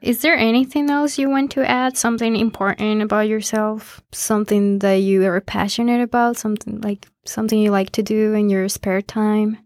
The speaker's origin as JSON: {"language": "English", "country": "Colombia", "moved": "yes", "lives_now": "Syracuse, United States", "said": "I'm from Colombia"}